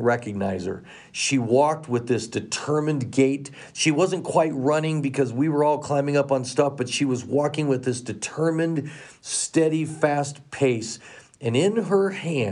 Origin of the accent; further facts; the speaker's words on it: Colorado, United States; moved away; I grew up here in Colorado. I've been so excited to be back here again and raising my own son here